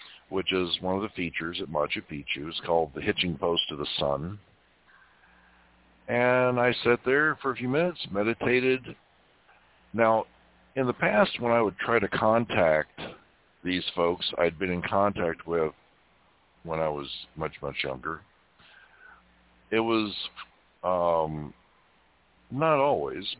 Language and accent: English; Kentucky, United States; when I was growing up in Kentucky